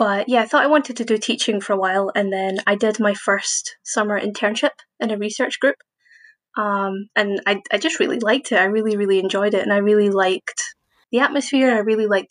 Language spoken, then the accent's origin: English; Glasgow, Scotland, United Kingdom; moved away as an adult; now in Edinburgh, United Kingdom; So I was born in Glasgow, and I did my undergraduate master's at Glasgow Uni in physics.